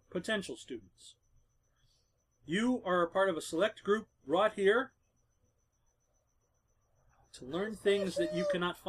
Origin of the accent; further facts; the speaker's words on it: Maine, United States; I was born in Maine. I grew up on seafood.